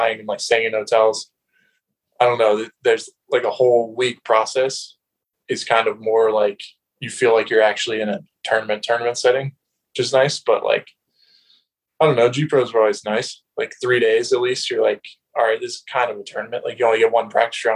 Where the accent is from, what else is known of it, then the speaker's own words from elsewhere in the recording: Concord, North Carolina, United States; I grew up in Concord, North Carolina, just like suburb of Charlotte